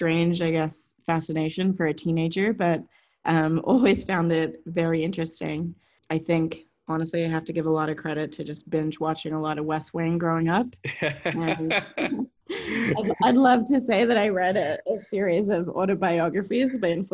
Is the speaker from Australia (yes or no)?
yes; Australia; also born or lived in Asia Pacific region; I was born and raised in Australia, very proud Aussie, and feel very, very fortunate to be sort of raised there.